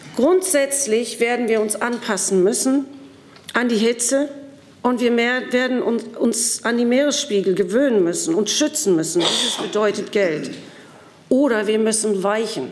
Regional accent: Sylt, Schleswig-Holstein, Germany; auf Sylt, wo ich herkomme

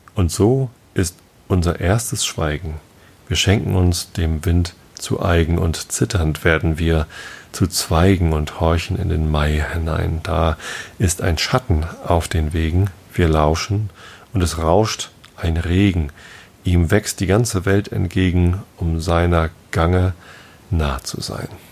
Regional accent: Northern Germany, Germany; als Norddeutscher

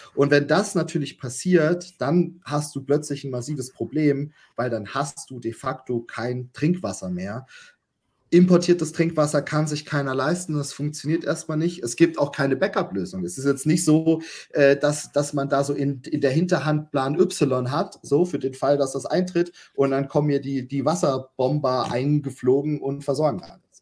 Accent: Germany; bei uns in Deutschland

